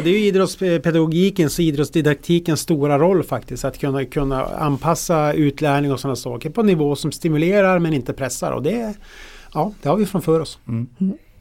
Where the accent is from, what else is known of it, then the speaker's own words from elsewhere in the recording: Norrland, Sweden; som norrlänning